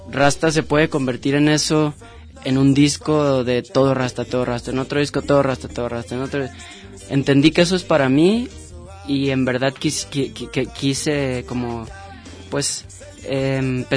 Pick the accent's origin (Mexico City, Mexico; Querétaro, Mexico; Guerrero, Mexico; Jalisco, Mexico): Jalisco, Mexico; Guadalajara; now in Ajijic, Mexico; yo, yo crecí en Santa Tere.